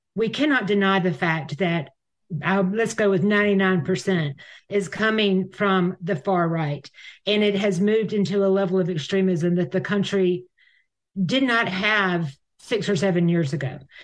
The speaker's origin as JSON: {"language": "English", "country": "United States", "said": "I'm American"}